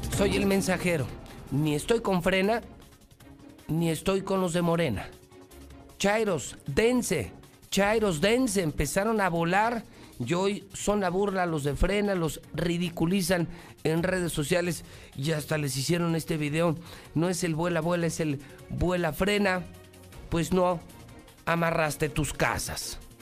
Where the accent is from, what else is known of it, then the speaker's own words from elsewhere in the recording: Aguascalientes, Mexico; con mi tierra, con mi gente, con mi Aguascalientes